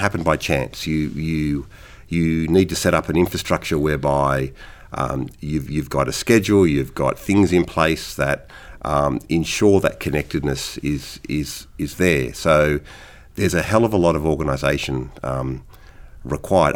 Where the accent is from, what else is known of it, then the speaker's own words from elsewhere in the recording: Sydney, New South Wales, Australia; moved away; I grew up playing in Sydney